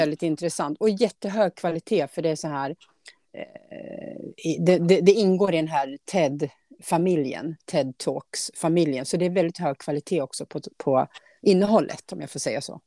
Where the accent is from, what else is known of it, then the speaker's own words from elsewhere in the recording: Årby, Sweden; från Årby, där jag är ifrån